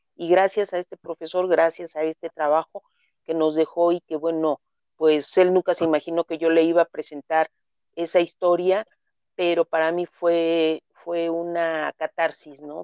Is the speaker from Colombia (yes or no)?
no; Mexico City, Mexico; moved away as an adult; now in Nezahualcóyotl, Mexico; nací en la Ciudad de, México hace unos ayeres. Mis padres, bueno, nacieron igual en, la Ciudad de México, solamente tengo un hermano. Eh, mi madre ya falleció hace 15 años mi infancia, mi adolescencia transcurrió en la Ciudad de México